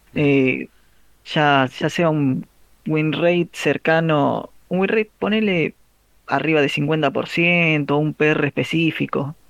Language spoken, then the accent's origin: Spanish; Argentina; la mayoría somos argentinos